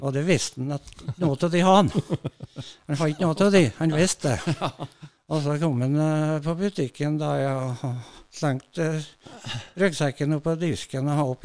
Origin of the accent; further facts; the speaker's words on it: Rindal, Trøndelag, Norway; Jeg er født i Rindal